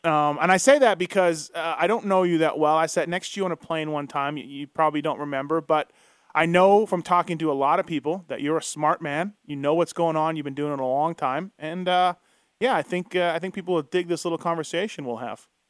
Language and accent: English; Canada; I grew up in Canada just as a kid, just reading the magazines